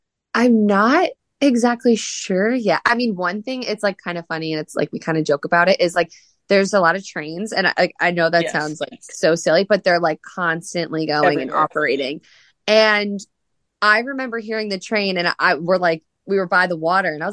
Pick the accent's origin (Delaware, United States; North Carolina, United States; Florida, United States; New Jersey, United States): New Jersey, United States; moved away as an adult; also born or lived in Indiana; now in Louisville, United States; growing up in New Jersey and like going off to school at Butler in Indiana